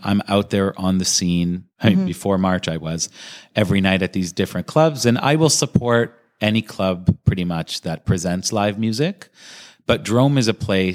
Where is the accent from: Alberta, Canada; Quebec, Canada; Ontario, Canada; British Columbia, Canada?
Ontario, Canada; Toronto; here in Toronto, I love what I do, but it is my local. It's my hometown